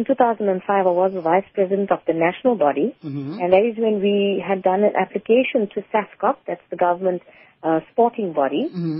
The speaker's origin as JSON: {"language": "English", "country": "South Africa", "said": "apart from just being an Indian female in the community, it was taboo across South Africa for women to be acknowledged as good players in that particular code of sport."}